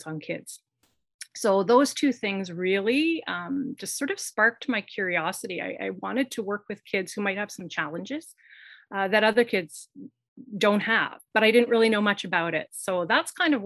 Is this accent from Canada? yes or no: yes; Kingston, Ontario, Canada; Queen's University. And Queen's is in my hometown